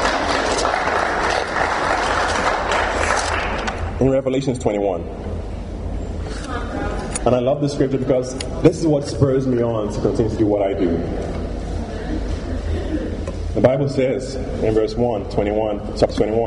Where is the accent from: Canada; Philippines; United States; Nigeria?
Nigeria; growing up in Nigeria